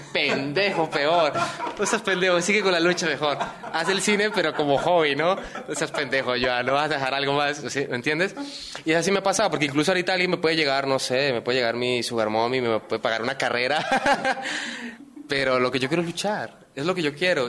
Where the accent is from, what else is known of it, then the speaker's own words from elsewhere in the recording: Colombia; moved away as an adult; now in Lima, Peru; yo extraño en Colombia, extraño mi familia, extraño mis cosas